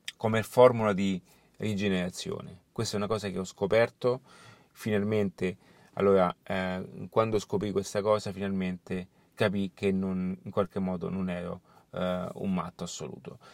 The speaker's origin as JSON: {"language": "Italian", "town": "Rome", "region": "Lazio", "country": "Italy", "also_born_or_lived": "Barcelona", "said": "anche io sono di Roma, quando sono appunto in Italia sono di Roma"}